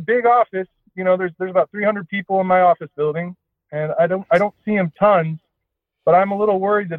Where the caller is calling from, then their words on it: Seattle, Washington, United States; I'm 35 years old, and I'm calling from Seattle.